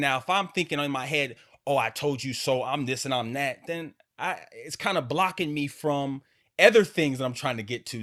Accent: Alaska, United States; growing up in Alaska

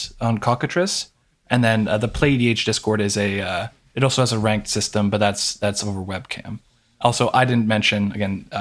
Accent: Toronto, Ontario, Canada; We're all generally from the Toronto area

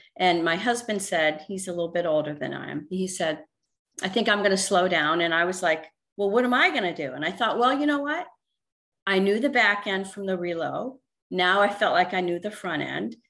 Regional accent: Northeast, United States; moved away as an adult; now in Vero Beach, United States; I was born and raised in the Northeast

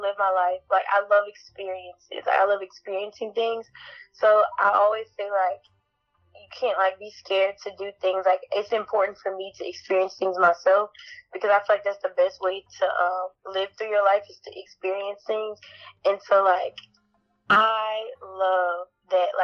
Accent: Shreveport, Louisiana, United States; I'm from Shreveport, Louisiana.

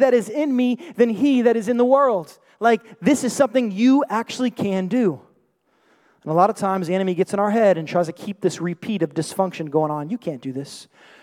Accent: New York City, New York, United States; I was born and raised in the Bronx, New York

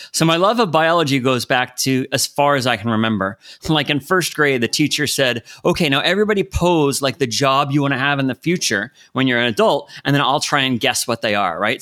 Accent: United States; I grew up in the States

